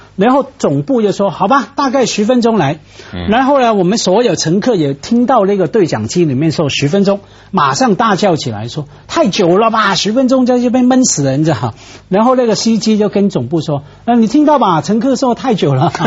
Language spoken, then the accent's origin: Chinese; Guangdong, China; 我作为广东人